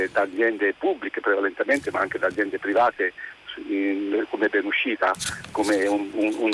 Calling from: Marche, Italy; Pronto, buongiorno … siamo dalle Marche.

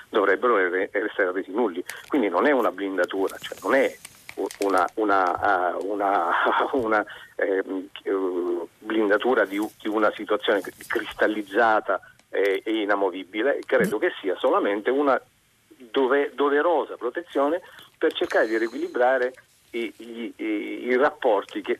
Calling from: Catania, Sicily, Italy; …, siamo da Catania

